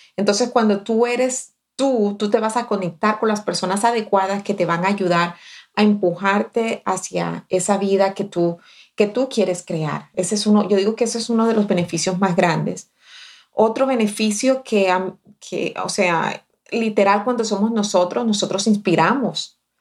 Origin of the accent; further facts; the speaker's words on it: Barranquilla, Atlántico, Colombia; now in United States; Cuando yo llegué recién desempacada de Barranquilla